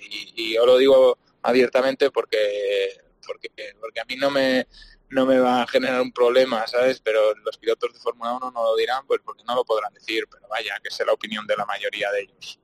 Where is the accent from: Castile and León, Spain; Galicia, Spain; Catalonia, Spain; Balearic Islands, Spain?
Catalonia, Spain; Barcelona; yo soy de Barcelona